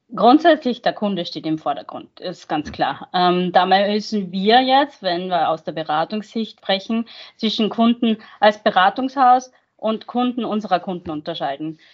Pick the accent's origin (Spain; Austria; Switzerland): Austria; moved away as an adult; now in Mainz, Germany; geboren und aufgewachsen in Österreich, aber ich arbeite seit 15 Jahren